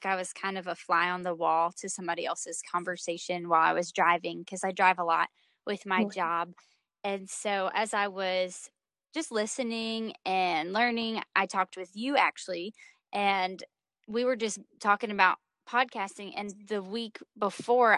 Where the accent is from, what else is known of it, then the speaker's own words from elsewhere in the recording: North Carolina, United States; I'm a 25-year-old living in North Carolina. I previously founded Polished Conference Ministries, released 2 music EPs, and ran the Refine magazine. Now I'm enjoying the simplicity of life in my hometown